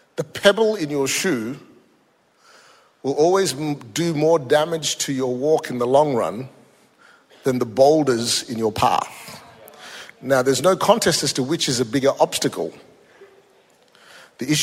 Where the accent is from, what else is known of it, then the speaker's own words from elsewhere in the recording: Malaysia; also born or lived in Singapore; now in Australia; I was born in Singapore, grew up in Malaysia, Indian origin, Australian citizen for 30 years